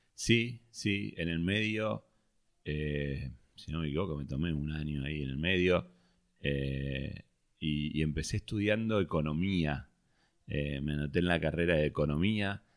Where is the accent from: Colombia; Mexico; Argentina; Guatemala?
Argentina; Vicente López, Buenos Aires Province; Bueno, nací en Capital. Eh, viví mucho tiempo, no, desde que nací, pero viví mucho tiempo en Vicente López.